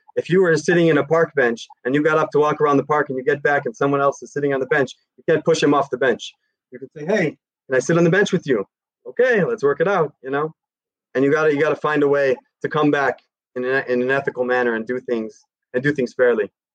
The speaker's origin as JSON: {"language": "English", "town": "Chicago", "region": "Illinois", "country": "United States", "tie": "born or raised there", "moved": "yes", "lives_now": "Jerusalem, Israel", "said": "I grew up in in Chicago in America"}